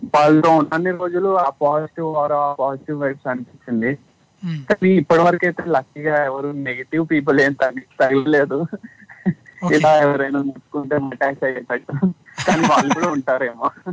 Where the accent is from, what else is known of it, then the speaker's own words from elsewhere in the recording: Hyderabad, Telangana, India; moved away as an adult; now in Sydney, Australia; అది లోకల్ హైదరాబాద్ భయ్యా నేను పెరిగింది మొత్తం హైదరాబాద్ లో